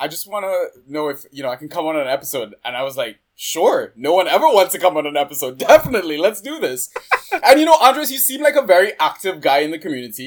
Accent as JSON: {"language": "English", "country": "Trinidad & Tobago", "said": "being a Trinidadian supporter, like my country doesn't make it to a lot of international tournaments."}